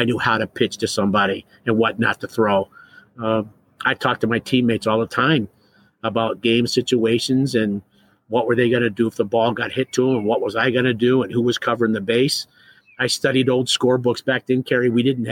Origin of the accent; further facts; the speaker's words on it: Ohio, United States; growing up in Ohio